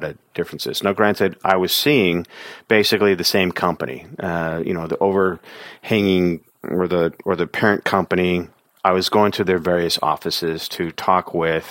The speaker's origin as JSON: {"language": "English", "region": "California", "country": "United States", "said": "I come from California."}